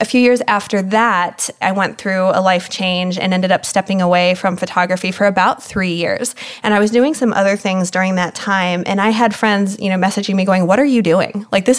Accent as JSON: {"language": "English", "country": "Germany", "tie": "born or raised there", "said": "I grew up in Germany. My father was in the military."}